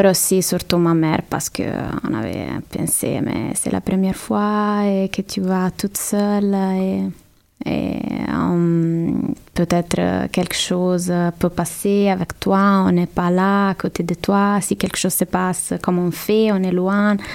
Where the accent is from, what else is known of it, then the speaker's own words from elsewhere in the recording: Rome, Lazio, Italy; Euh, il y a beaucoup à dire, mais, mais bon, c'est une ville magnifique que j'adore et je pense que c'est